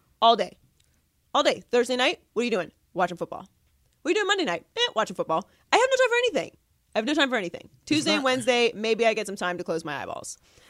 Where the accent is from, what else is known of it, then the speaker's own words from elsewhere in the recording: Pittsburgh, Pennsylvania, United States; I'm from Pittsburgh.